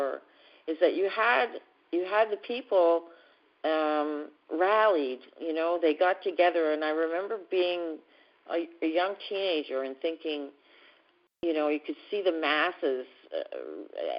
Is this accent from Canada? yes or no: yes; Canada; I'm from Canada